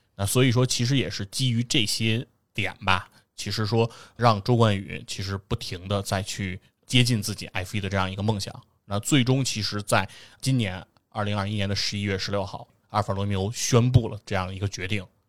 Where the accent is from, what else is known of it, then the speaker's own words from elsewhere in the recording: China; 我们中国人